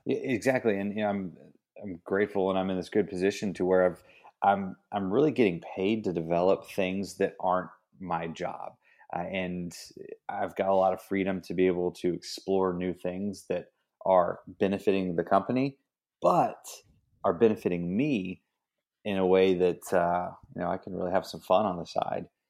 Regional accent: Ingram, Texas, United States; the town I grew up in was, like, Ingram

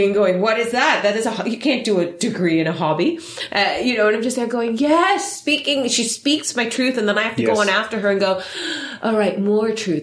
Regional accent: Netherlands; now in United Kingdom; I'm Filipino-German, but born in the UK, raised in Holland

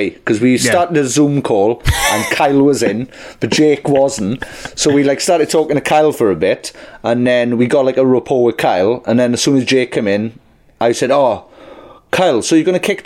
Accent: South Wales, United Kingdom; We're from original South Wales

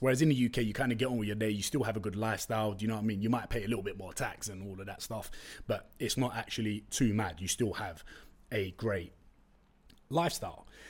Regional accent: London, United Kingdom; first language Turkish; English is a second language; I was born in Tottenham, went to school in East London

